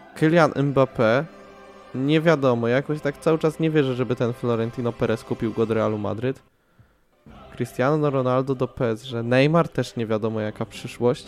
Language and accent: Polish; Radom, Masovian Voivodeship, Poland; ja jako radomianin